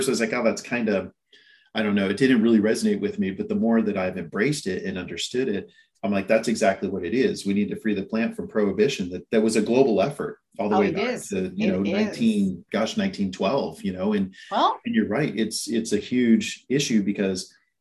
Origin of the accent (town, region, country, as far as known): San Francisco, California, United States; born or raised there; moved away as an adult; also born or lived in Knoxville, Tennessee; now in Southern California, United States